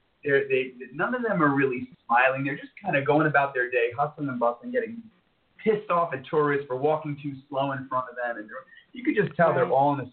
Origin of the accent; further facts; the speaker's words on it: New York, United States; moved away as an adult; now in Boca Raton, United States; I was born and raised in New York